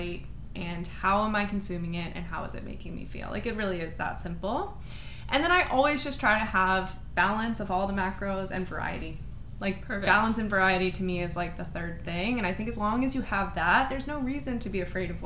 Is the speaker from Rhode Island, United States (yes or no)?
no; Cincinnati, Ohio, United States; I was born in Cincinnati, Ohio